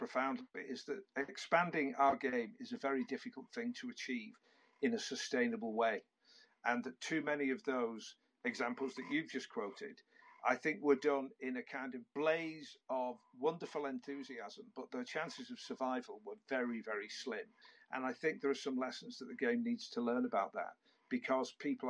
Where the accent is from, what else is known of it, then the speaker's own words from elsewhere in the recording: St Helens, North West England, United Kingdom; I'm from St. Helens